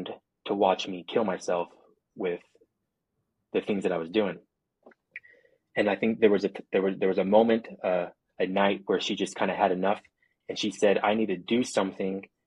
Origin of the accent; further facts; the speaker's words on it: Provo, Utah, United States; now in St. George, United States; I born and raised in Provo and was living in Provo